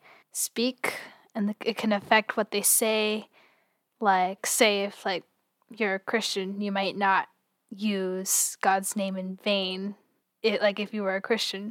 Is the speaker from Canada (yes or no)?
yes; Canada; as a Canadian